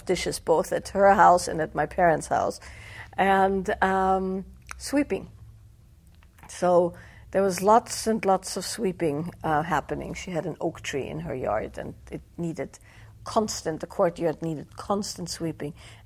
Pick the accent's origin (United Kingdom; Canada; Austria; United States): Austria; the area where I grew up in Austria is Celtic by origin